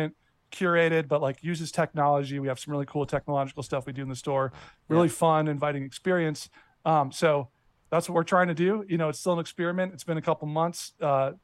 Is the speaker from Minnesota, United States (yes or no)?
yes; Minnesota, United States; moved away; also born or lived in Chicago; I grew up in Minnesota. I grew up shopping at the Mall of America as a kid